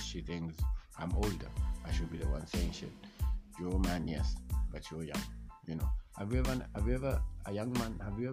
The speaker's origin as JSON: {"language": "English", "country": "Kenya", "said": "I'm from Kenya"}